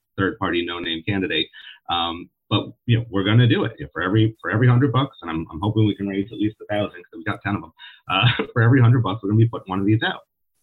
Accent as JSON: {"language": "English", "region": "Western Massachusetts", "country": "United States", "tie": "born or raised there", "also_born_or_lived": "Brooklyn / Washington Heights, Manhattan", "moved": "yes", "lives_now": "New York City, United States", "said": "we're both born and raised in Western Massachusetts"}